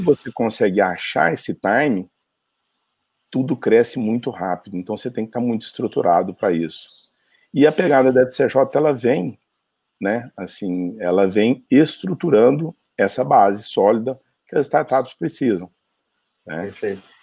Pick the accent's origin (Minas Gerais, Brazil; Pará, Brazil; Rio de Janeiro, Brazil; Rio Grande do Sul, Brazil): Minas Gerais, Brazil; Uberaba; also born or lived in São Paulo; eu sou de Uberaba, Minas Gerais